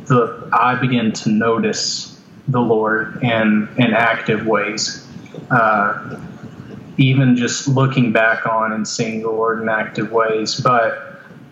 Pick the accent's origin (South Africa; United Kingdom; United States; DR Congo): United States; Lander, Wyoming; also born or lived in Texas; My mom and dad joined the North American Mission Board when I was, I want to say 9 years old. I can't remember the exact age, but that took us up to Wyoming, Lander, Wyoming specifically